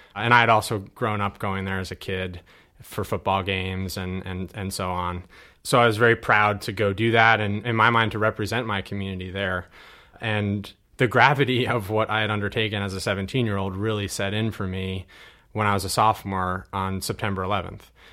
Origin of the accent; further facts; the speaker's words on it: Hurley, New York, United States; this is the town that I was born and raised in. Uh, even though I went to Kingston High School, I'm actually from Hurley